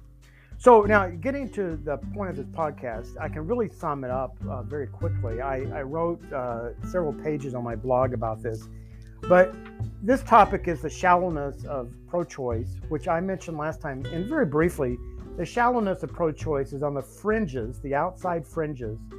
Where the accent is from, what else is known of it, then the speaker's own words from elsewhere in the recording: the South, United States; I grew up in the South